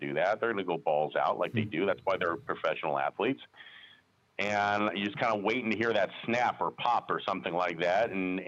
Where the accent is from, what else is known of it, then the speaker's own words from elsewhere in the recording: Las Vegas, Nevada, United States; I was born and raised here in Las Vegas. I'm one of the few natives you'll ever meet over the age of 25